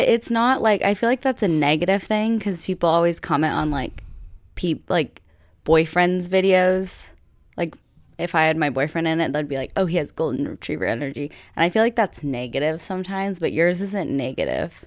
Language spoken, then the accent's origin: English; United States; I'm American